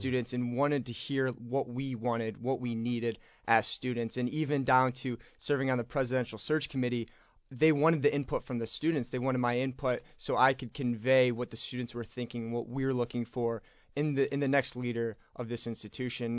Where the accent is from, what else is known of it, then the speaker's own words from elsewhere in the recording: Jackson, Michigan, United States; I'm from Jackson, Michigan, so only about an hour away from Kalamazoo